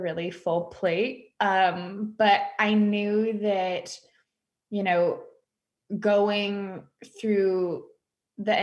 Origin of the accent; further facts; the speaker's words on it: West Coast, United States; moved away as an adult; now in Dallas, United States; I decided to move out of my hometown and move to Dallas, Texas. I'm from the West Coast.